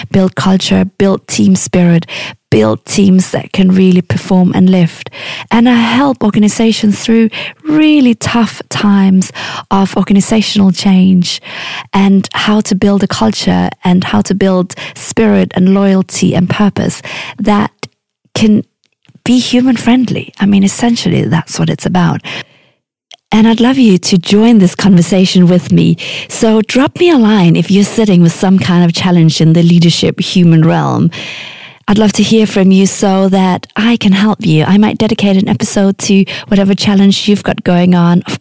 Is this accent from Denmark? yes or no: yes; Denmark; now in Oxford, United Kingdom; But I'm originally from Denmark, and right this moment, I'm living in beautiful North Oxford with my two daughters and my husband.